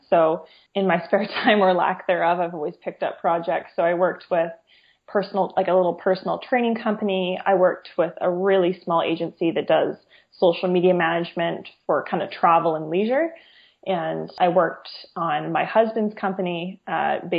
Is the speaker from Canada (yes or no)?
yes; Fraser Valley, British Columbia, Canada; also born or lived in Ottawa; I'm born and raised in the Fraser Valley here, and I live here at this point as well